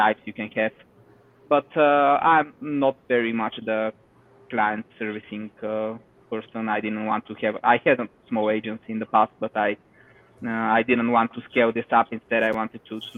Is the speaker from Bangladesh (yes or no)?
no; Bulgaria; from Bulgaria